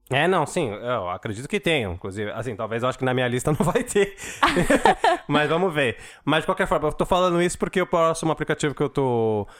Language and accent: Portuguese; São Paulo, Brazil; eu sou da Zona Leste